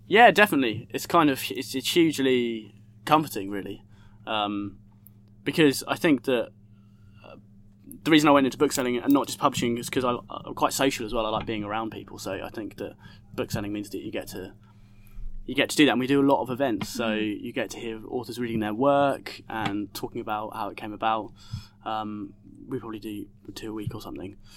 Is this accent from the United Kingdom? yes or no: yes; Essex, East of England, United Kingdom; also born or lived in Hackney, London; now in London, United Kingdom; I grew up in Essex, uh, and I now live in Hackney